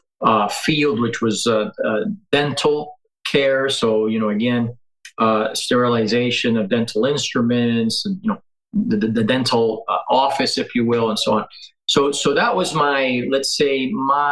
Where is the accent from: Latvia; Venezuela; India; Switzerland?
Venezuela; moved away as an adult; also born or lived in Colorado; now in United States; I'm originally from Venezuela